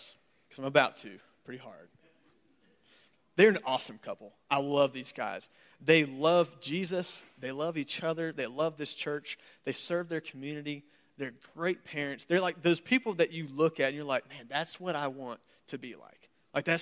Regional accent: United States; accent: southern / Yankee mix; I'm from America

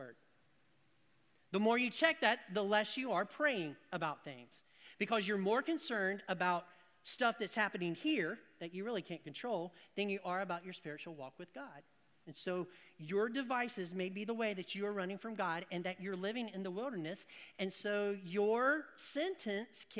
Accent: the South, United States; Because people is plural, but I put an S on it because I'm from the South

